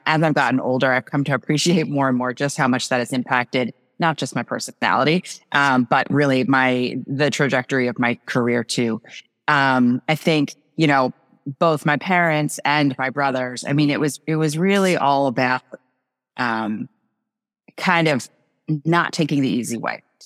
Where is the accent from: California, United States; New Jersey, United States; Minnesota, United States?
New Jersey, United States; moved away as an adult; now in Massachusetts, United States; I grew up in New Jersey, actually, the farmlands of New Jersey